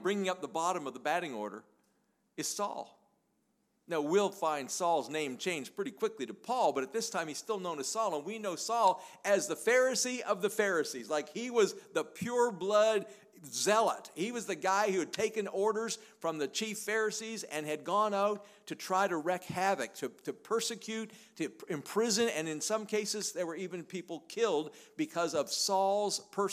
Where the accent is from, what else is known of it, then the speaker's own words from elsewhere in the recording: Canada; I'm a Canadian